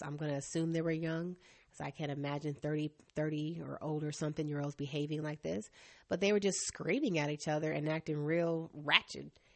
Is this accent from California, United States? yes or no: no; Asheville, North Carolina, United States; I grew up in Asheville, North Carolina